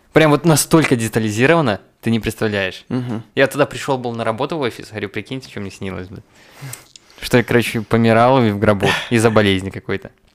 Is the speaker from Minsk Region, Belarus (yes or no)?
no; Rogachev, Gomel Region, Belarus; у себя на родине, в Роге, в Рогачеве